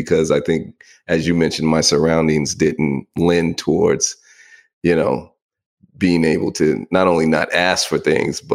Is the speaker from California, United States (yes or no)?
yes; Bay Area, California, United States; now in Atlanta, United States; I grew up in the Bay Area